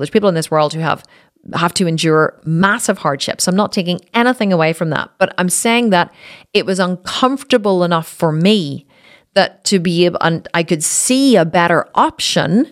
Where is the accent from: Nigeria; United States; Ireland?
Ireland; I'm Irish